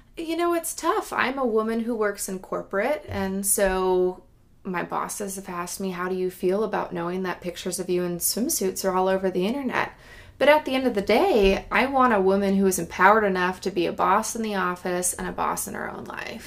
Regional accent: Granite Bay, California, United States; moved away as an adult; now in Oregon, United States; the town I grew up in is called Granite Bay

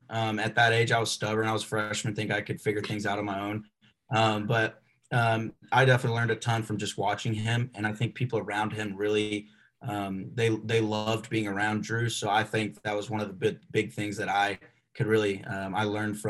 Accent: Arkansas, United States; I was raised there. I wasn't born there

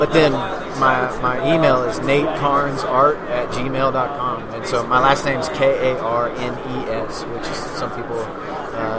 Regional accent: East Tennessee, United States; I grew up in the East, in East Tennessee

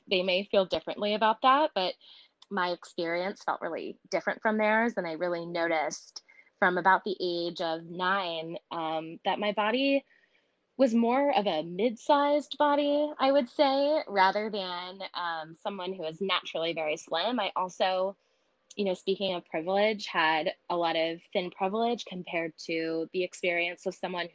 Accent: Connecticut, United States; I grew up in Connecticut, right outside of New York City, about 40 minutes away

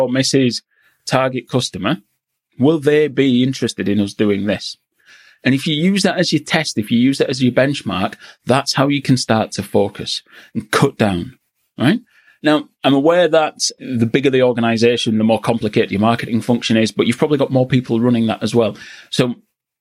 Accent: Yorkshire and the Humber, United Kingdom; also born or lived in Newcastle; I'm from Yorkshire.

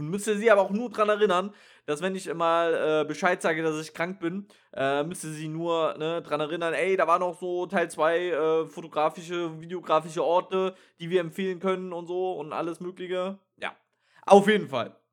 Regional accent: Trier, Rhineland-Palatinate, Germany; Ich komme natürlich aus der Gegend, deswegen sage ich, es ist die Ria. Und äh, was macht Trier so besonders? Und zwar, äh, Trier ist eine äh, römische Stadt.

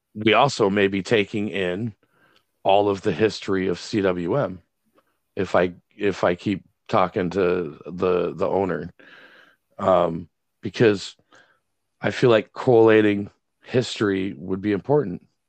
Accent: Greenville, Michigan, United States; now in Wayland, United States; Greenville's my hometown

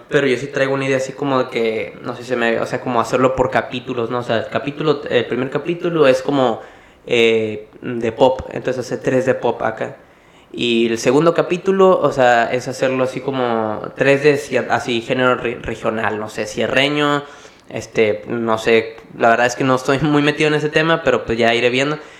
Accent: Mexicali, Baja California, Mexico; soy yo de Mexicali

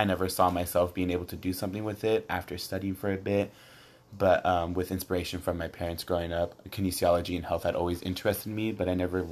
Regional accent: Coachella, California, United States; I have a set job back in my hometown, which is Coachella, at CV High School

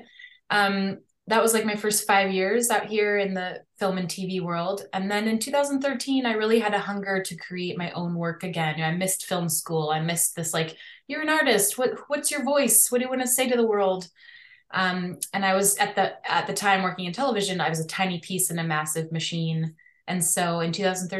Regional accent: Chicago, Illinois, United States; moved away as an adult; also born or lived in Miami, Florida; now in Los Angeles, United States; I grew up in the Chicago area

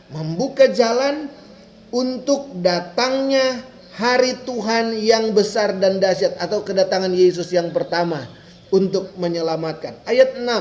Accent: Minahasa, North Sulawesi, Indonesia; Daerah Manado itu ada satu jadi penghubung antara kota saya, kota saya, kota Minahasa dengan kota Manado ada satu jalur penghubung

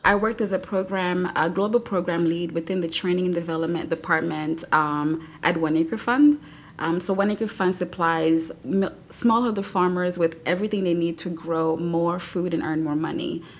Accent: Louisville, Kentucky, United States; moved away as an adult; I wanted to move back to Louisville to be closer to home and my hometown

